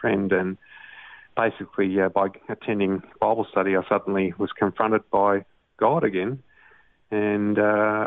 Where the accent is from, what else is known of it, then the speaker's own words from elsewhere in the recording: Sydney, New South Wales, Australia; also born or lived in Italy; I was born in Manly, in Sydney, and grew up in Brookvale, which is in the northern beaches of the Sydney area.